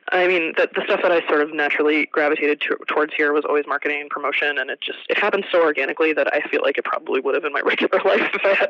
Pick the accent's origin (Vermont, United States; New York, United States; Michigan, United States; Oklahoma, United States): New York, United States; New York City; now in San Francisco, United States; I'm a New Yorker originally. I'm an expat.